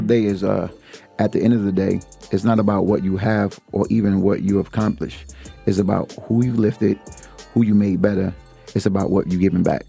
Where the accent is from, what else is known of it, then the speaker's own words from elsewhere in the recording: Jersey City, New Jersey, United States; I'm from Jersey City